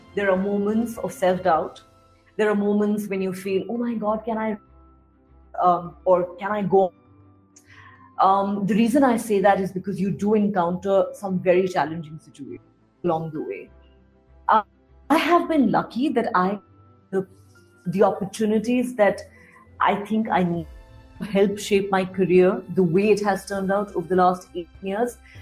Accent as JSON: {"language": "English", "region": "Delhi", "country": "India", "tie": "born or raised there", "said": "I am an out and out born and raised in Delhi."}